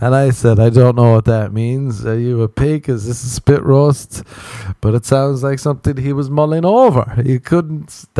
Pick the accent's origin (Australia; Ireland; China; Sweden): Ireland; growing up in Ireland